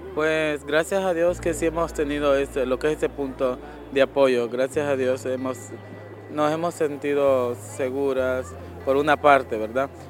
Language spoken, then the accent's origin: Spanish; Honduras; moved away; para nosotras las chicas trans que somos de Honduras